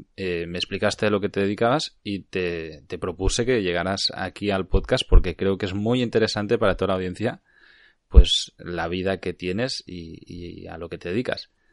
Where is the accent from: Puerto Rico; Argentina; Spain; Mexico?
Spain; Cardedeu, Catalonia; also born or lived in Barcelona; estaba en Cardedeo, en mi pueblo